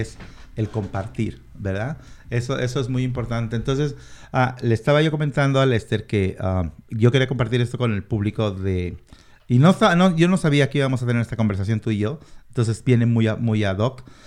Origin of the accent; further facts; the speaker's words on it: Mexico; now in Washington, United States; yo soy mexicano nací en México, mi familia entera es mexicana